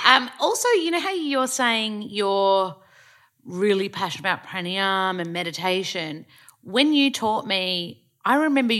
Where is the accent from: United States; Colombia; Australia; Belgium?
Australia; accent: Australian; I was like, oh, I love my Australian accent, I don't want to lose it.